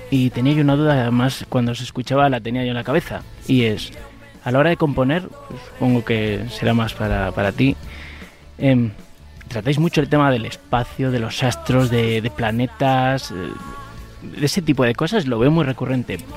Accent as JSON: {"language": "Spanish", "region": "Galicia", "country": "Spain", "said": "como buen gallego"}